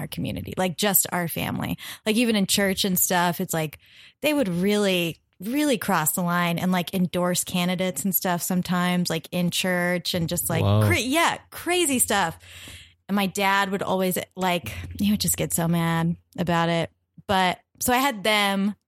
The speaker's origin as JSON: {"language": "English", "town": "Norman", "region": "Oklahoma", "country": "United States", "said": "Oklahoma, where I'm from"}